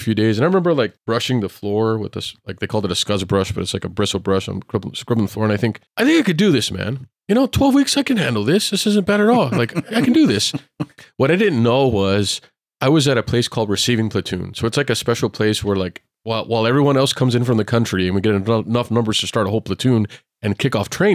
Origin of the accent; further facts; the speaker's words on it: Texas, United States; All I ever knew was Texas